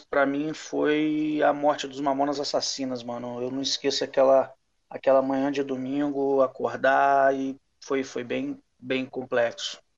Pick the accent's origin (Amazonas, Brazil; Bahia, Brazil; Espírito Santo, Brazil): Espírito Santo, Brazil; Vila Velha; Eu tava na casa da minha avó aqui em Vila Velha